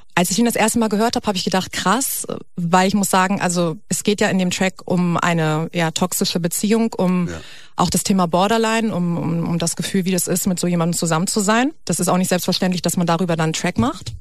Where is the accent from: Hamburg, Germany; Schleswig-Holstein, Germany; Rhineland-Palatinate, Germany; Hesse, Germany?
Hamburg, Germany; moved away as an adult; now in Berlin, Germany; ich komme eigentlich aus Hamburg und bin jetzt vor drei Jahren, glaube ich, nach Berlin gezogen